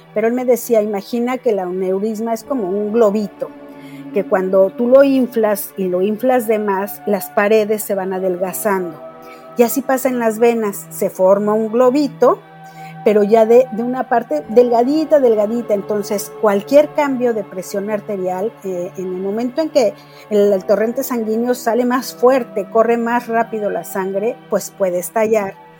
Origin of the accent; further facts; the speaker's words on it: Mexico City, Mexico; vivo en la Ciudad de México, nací en la Ciudad de México y pues realmente mi vida fue la de una niña muy normal